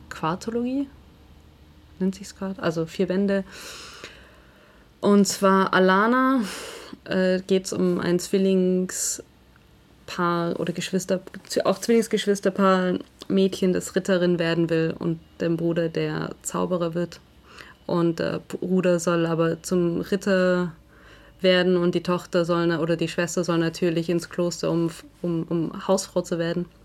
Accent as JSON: {"language": "German", "region": "Southern Germany", "country": "Germany", "said": "Also ich komme ja aus Süddeutschland oder Deutschland ist ja eine Fußballnation."}